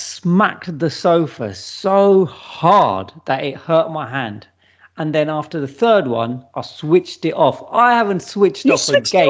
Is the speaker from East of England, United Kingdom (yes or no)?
yes; Watford, East of England, United Kingdom; Bring it, because he's from Watford. I'm from Watford. We'll have a little local, you know, down at Vicarage Road.